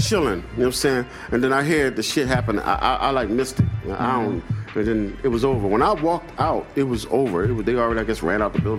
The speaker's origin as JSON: {"language": "English", "town": "Philadelphia", "region": "Pennsylvania", "country": "United States", "said": "I'm from Philly, and I know every fucking musician personally or whoever."}